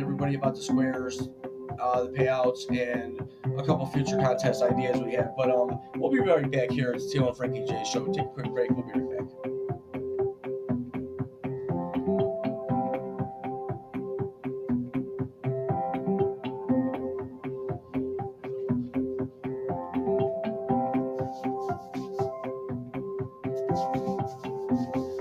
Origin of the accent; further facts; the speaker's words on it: United States; I'm an American.